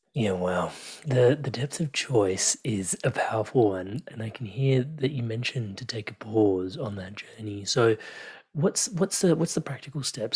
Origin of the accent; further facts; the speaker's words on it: India; me being Indian and growing up in, like, this culture where in India, everybody has a guru